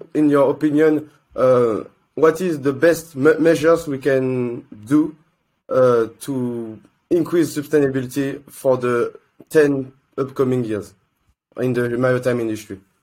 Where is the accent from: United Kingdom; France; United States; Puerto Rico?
France; I come from France